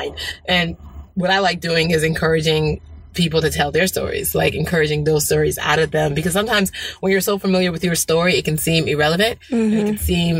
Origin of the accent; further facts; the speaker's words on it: United States; also born or lived in Port Harcourt, Nigeria; we immigrated to America when I was 6 years old